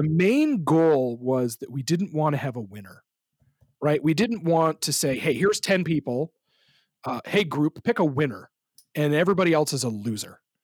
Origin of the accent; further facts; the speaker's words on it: Canada; I'm from a sort of rural Canadian community.